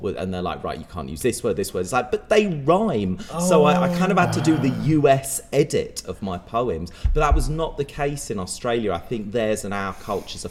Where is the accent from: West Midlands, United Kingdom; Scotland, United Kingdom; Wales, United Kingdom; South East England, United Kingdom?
Wales, United Kingdom; Pembrokeshire; also born or lived in London; now in Manchester, United Kingdom; I grew up in Pembrokeshire in Wales, very rural, beautiful area